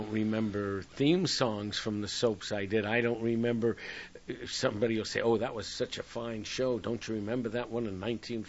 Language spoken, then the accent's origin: English; New York City, New York, United States; now in West Coast, United States; I am a New Yorker. I live on the coast now.